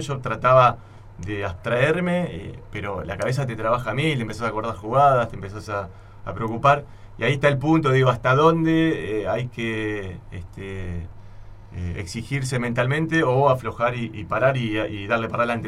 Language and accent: Spanish; Buenos Aires, Argentina; also born or lived in Santa Fe, Argentina; él lo trasladaron por el trabajo y yo aparecía a los 6, 7 años en Buenos Aires